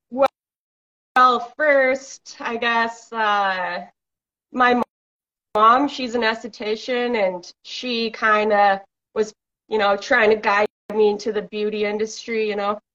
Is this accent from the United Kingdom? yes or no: no; British Columbia, Canada; I'm from British Columbia, Canada